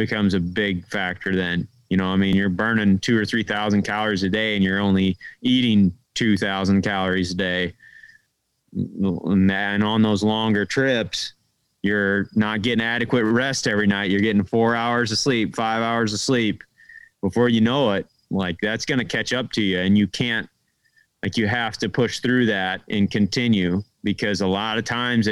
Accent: Midwest, United States; we're from the Midwest

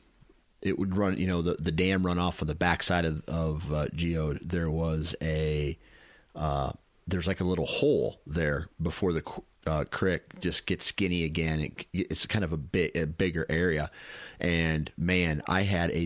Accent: Mount Pleasant, Iowa, United States; I grew up in Mount Pleasant

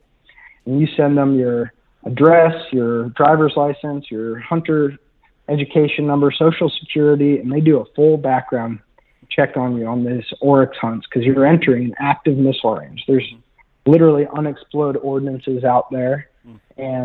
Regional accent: Kansas City, United States; moved away as an adult; also born or lived in Utah / South Dakota / Albuquerque, New Mexico; now in Oklahoma City, United States; I'm from Kansas City originally, born and raised

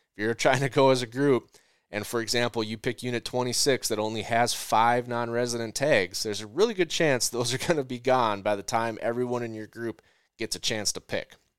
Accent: Midwest grain belt, United States; I come from the Midwest grain belt

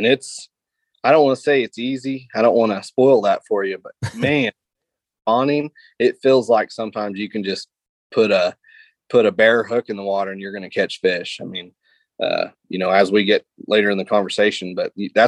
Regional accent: Lake of the Ozarks, Missouri, United States; I grew up on Lake of the Ozarks

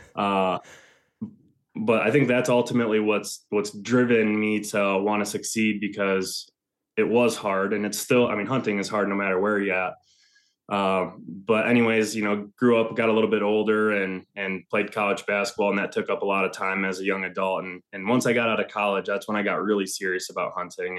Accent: Northern Michigan, United States; moved away as an adult; also born or lived in Ann Arbor, Michigan; now in Ohio, United States; I'm originally from Northern Michigan

